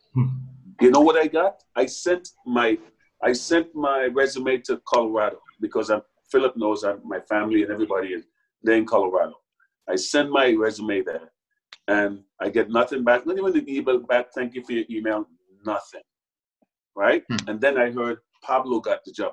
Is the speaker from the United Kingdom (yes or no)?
no; Trinidad & Tobago; moved away as an adult; also born or lived in New York; now in United States; I grew up in a Trinidad and Tobago that's so much smaller